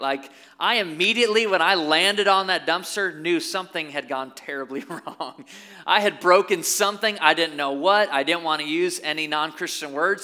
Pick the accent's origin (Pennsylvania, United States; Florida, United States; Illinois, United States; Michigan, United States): Michigan, United States; Caledonia; also born or lived in Byron Center, Michigan; I grew up in Caledonia. Now I live in Byron Center